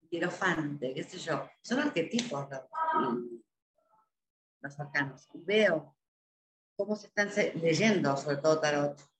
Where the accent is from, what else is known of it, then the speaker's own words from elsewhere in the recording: Spain; Yo soy español.